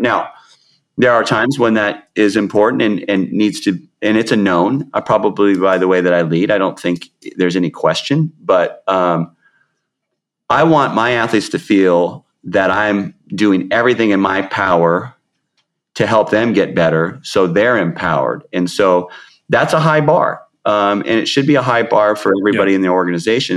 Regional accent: Seattle, Washington, United States; also born or lived in South King County; I grew up in the Seattle area

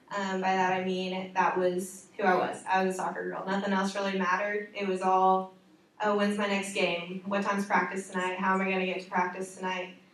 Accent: Evansville, Indiana, United States; moved away as an adult; now in Indianapolis, United States; I'm from Evansville, Indiana

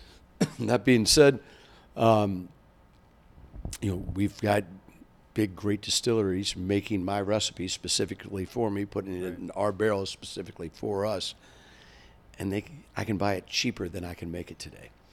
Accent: Kentucky, United States; moved away; growing up in Kentucky

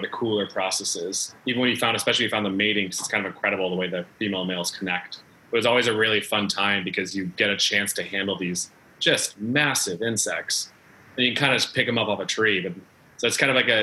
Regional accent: Chicago, Illinois, United States; now in Australia; I'm from Chicago originally

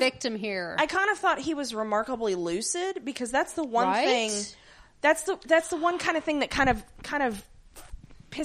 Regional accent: the South, United States; we're from the South.

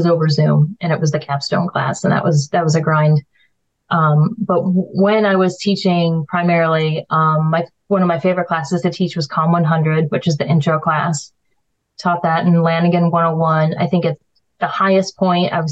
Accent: Buffalo, New York, United States; now in Oswego, United States; I'm from Buffalo

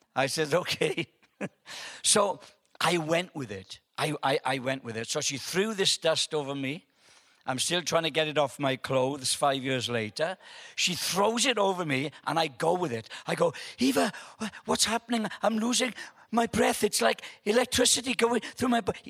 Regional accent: Wales, United Kingdom; I'm from Wales

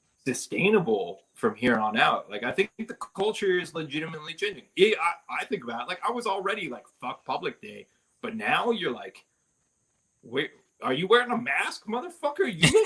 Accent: San Diego, California, United States; I grew up in San Diego

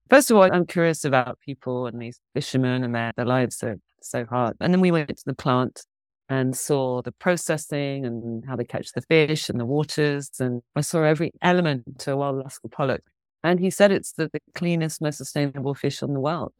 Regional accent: London, United Kingdom; moved away; also born or lived in Hong Kong; I grew up in London

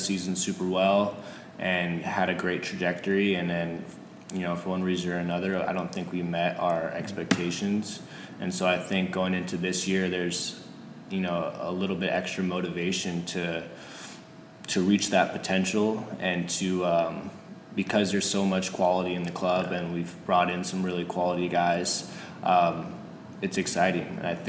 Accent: California, United States; moved away as an adult; now in Portland, United States; Growing up in California

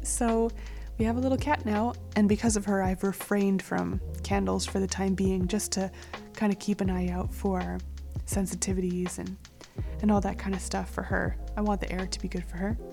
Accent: Calgary, Alberta, Canada; moved away; Calgary, which is my hometown

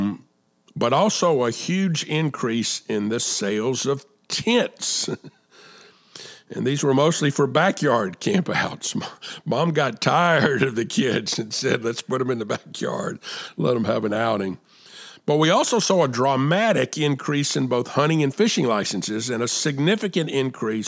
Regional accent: South Carolina, United States; here in my home state of South Carolina

